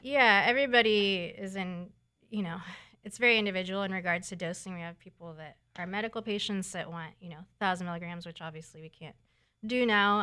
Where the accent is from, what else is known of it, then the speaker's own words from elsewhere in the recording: San Diego, California, United States; I'm from San Diego